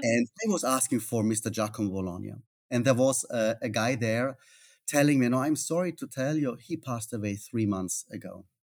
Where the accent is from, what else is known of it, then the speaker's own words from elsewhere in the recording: Austria; moved away as an adult; now in Italy; I'm not Italian. I'm from Austria.